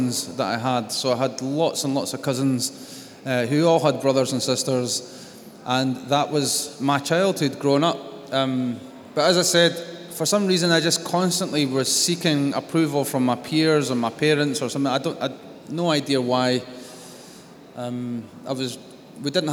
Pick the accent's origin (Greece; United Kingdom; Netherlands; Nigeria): United Kingdom; Scotland; I am Scottish